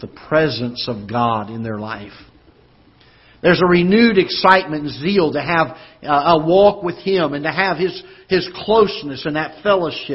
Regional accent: the South, United States; now in Festus, United States; I'm from the South. We had camp meetings

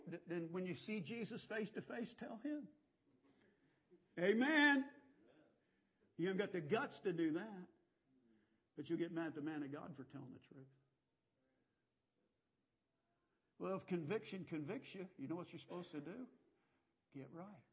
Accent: United States; I'm an American.

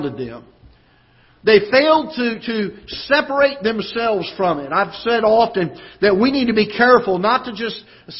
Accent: the South, United States; now in Festus, United States; I'm from the South. We had camp meetings

